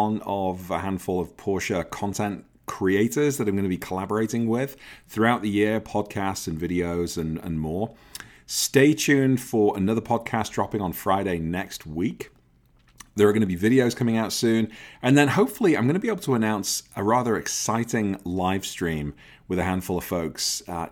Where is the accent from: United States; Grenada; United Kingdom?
United Kingdom; England; being English